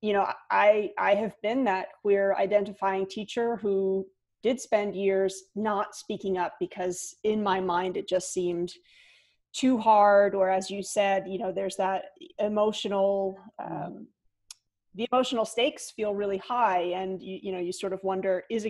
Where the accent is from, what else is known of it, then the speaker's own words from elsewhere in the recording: New Jersey, United States; I am originally from New Jersey, and we sort of have the opposite reputation. Yes. But yes. I would say, you know, as a born and bred Jersey girl